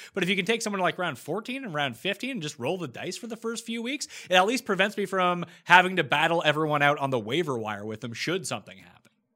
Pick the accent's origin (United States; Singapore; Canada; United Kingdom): Canada; also born or lived in Toronto; as a Canadian